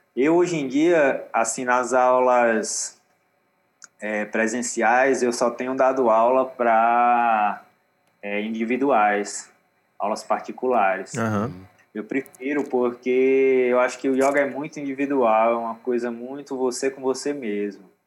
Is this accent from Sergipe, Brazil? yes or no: yes; Aracaju, Sergipe, Brazil; moved away; also born or lived in Natal, Rio Grande do Norte; eu na infância eu morava em Aracaju, uhum. Sergipe. Mas eu nasci em Natal, mas aí a família toda era de Natal.